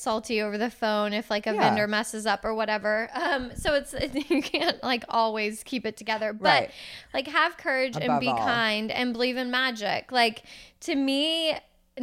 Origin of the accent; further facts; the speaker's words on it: Houston, Texas, United States; I'm from Houston.